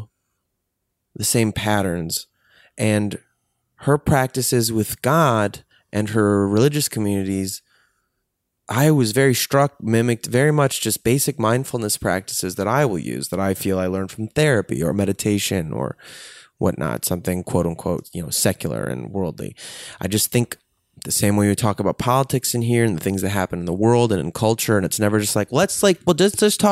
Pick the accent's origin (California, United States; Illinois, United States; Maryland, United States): Illinois, United States; Chicago; now in Los Angeles, United States; I grew up in Chicago, in the Chicago suburbs